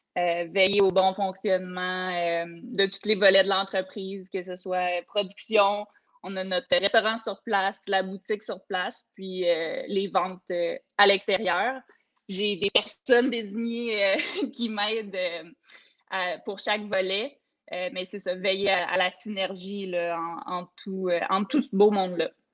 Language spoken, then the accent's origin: French; Coaticook, Quebec, Canada; j'ai grandi là, à Quaticook